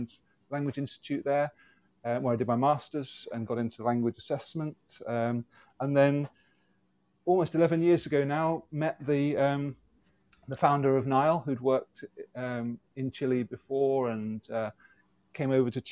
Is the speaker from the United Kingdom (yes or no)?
yes; Devon, South West England, United Kingdom; moved away as an adult; also born or lived in Lisbon, Portugal / Manchester; where I grew up in Devon